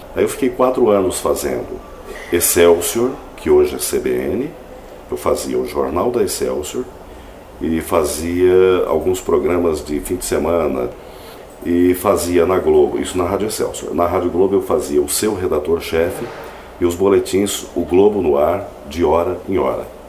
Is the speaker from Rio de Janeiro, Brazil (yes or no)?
no; Jaguapitã, Paraná, Brazil; also born or lived in Faxinal / Arapongas / São Paulo; now in Londrina, Brazil; eu nasci em Jaguapitã, uma cidade próxima a Londrina, 60 quilômetros daqui